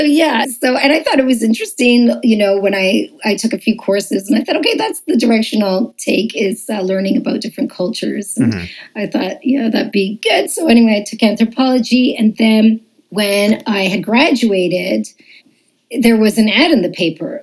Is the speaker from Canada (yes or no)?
yes; Montreal, Quebec, Canada; moved away as an adult; now in Toronto, Canada; I was raised in Montreal